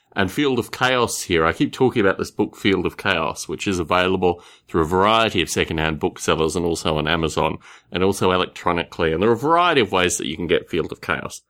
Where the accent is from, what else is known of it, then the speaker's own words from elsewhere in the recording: Australia; The environment that I grew up in Australia was, in one sense, quite idyllic